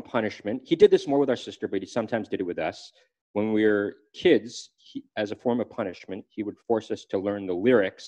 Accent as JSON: {"language": "English", "town": "Los Angeles", "region": "California", "country": "United States", "tie": "born or raised there", "said": "we grew up in Los Angeles, California"}